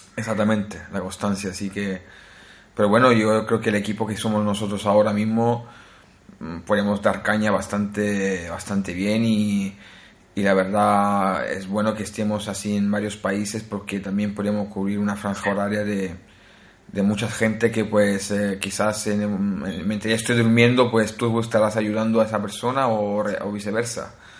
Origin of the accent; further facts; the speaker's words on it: Naples, Campania, Italy; Spanish is a second language; also born or lived in Spain; now in Norway; soy eh, originario de Italia, nací en Italia, en eh, una ciudad que se llama Nápoles